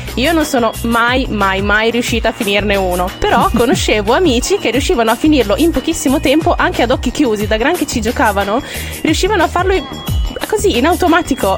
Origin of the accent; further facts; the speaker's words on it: Reggio Emilia, Emilia-Romagna, Italy; nel nostro dialetto, nel dialetto reggiano